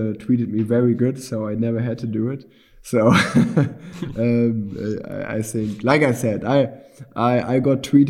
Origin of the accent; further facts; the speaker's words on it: Unna, North Rhine-Westphalia, Germany; the city where I grew up in Unna